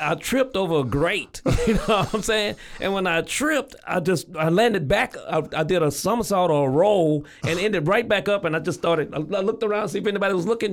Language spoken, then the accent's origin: English; Evergreen, Louisiana, United States; moved away as an adult; now in Waco, United States; I'm from Louisiana. I was born and raised in Louisiana